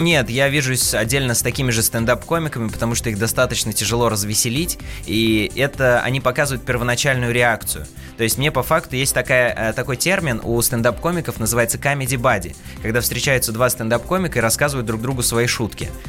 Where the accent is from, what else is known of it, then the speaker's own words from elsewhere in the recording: Penza, Penza Oblast, Russia; я вообще родился в городе Пенза, но корни у меня уходят на Кавказ. То есть, у меня родители родом из Дагестана